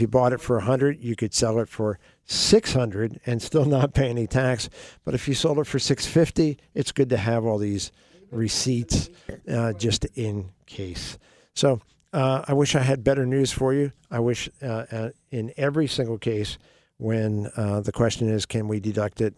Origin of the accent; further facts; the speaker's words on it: the Poconos, Pennsylvania, United States; in my high school, when I grew up in the Poconos, um, Pocono Hills